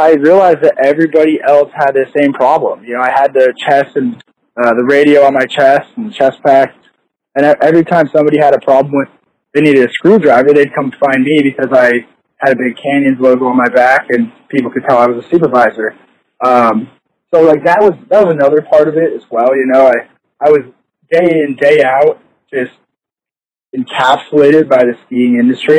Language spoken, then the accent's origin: English; Salt Lake City, Utah, United States; I'm originally from Salt Lake. I grew up downtown, just right by the Capitol